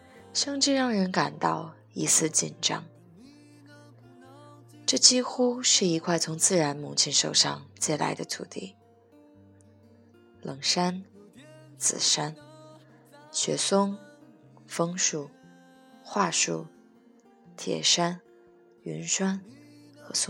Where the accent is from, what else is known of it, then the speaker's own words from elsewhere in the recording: Vancouver, British Columbia, Canada; 这一期的古物最长的章节便给了我的故乡温哥华